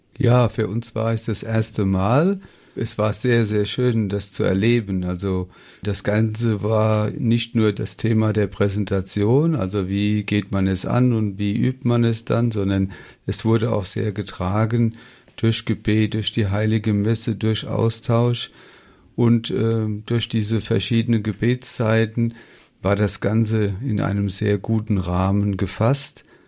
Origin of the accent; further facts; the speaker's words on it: Ober-Olm, Rhineland-Palatinate, Germany; Wir kommen ja aus Oberolm bei Mainz